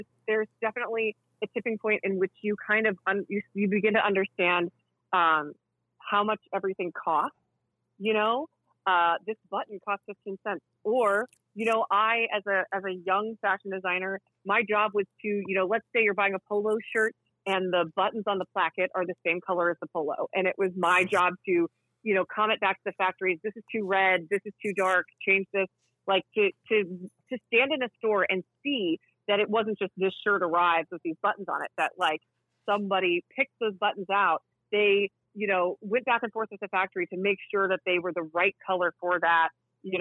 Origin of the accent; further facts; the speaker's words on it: the South, United States; moved away; I grew up in the South